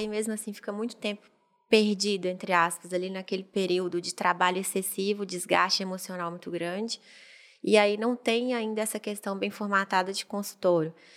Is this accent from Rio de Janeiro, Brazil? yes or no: no; Montes Claros, Minas Gerais, Brazil; já sou de Montes Claros mesmo, natural de lá, e fiz faculdade lá.